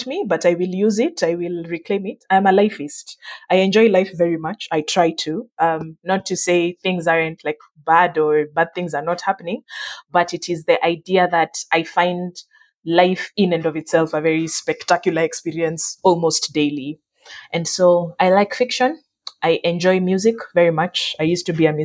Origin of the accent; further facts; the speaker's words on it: Nairobi, Kenya; I grew up in Nairobi